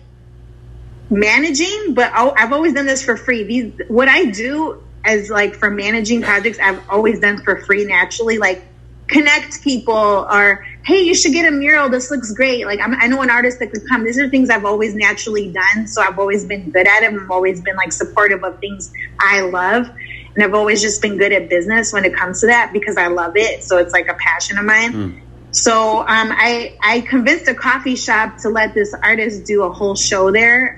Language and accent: English; Chicago, Illinois, United States; moved away as an adult; also born or lived in San Diego / Dallas / Texas; I'm from Chicago